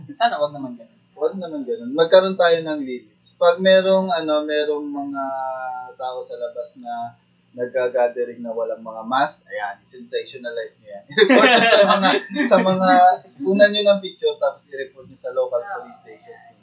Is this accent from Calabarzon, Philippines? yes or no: no; Western Visayas, Philippines; taga-Aklan kami